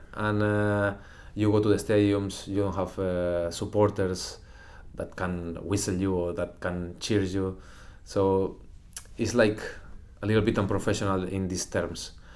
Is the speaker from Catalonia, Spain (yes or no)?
yes; Lloret de Mar, Catalonia, Spain; English is a second language; also born or lived in Girona; I'm from Lloret de Mar